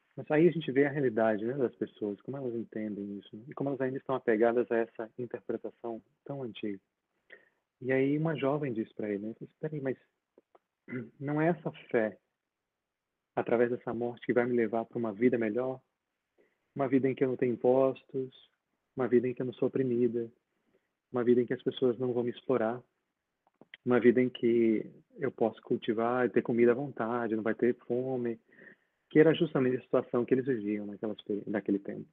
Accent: Linhares, Espírito Santo, Brazil; also born or lived in Vitória, Brazil; now in London, United Kingdom; Eu, nasci, eu nasci em Vitória, nasci na ilha. Vitória. Mas foi só, assim, foi só para nascer mesmo, porque com cerca de quatro anos eu mudei para Linhares

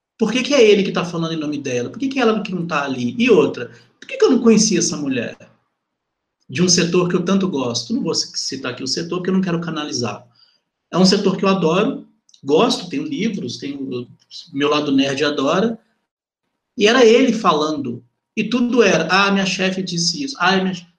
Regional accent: Belo Horizonte, Minas Gerais, Brazil; eu sou de Venda Nova, sabe? E fui criado boa parte da minha vida lá

